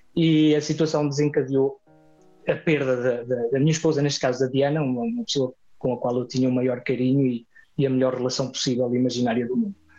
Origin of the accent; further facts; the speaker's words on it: Vagos, Centro, Portugal; also born or lived in Venezuela; now in Pico Island, Azores, Portugal; o coração vaguense que eu tenho continua a bater dessa forma, porque foram muitos anos aí